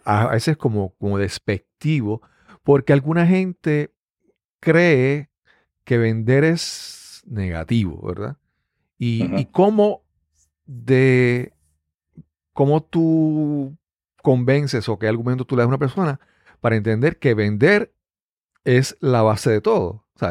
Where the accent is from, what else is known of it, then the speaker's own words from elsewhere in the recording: Puerto Rico; Acá en Puerto Rico